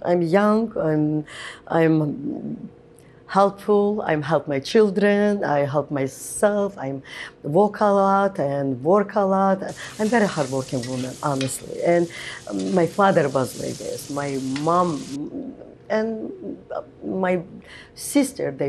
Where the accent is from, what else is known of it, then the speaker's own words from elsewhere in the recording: Qusar, Azerbaijan; moved away as an adult; now in New York, United States; I grew up in Azerbaijan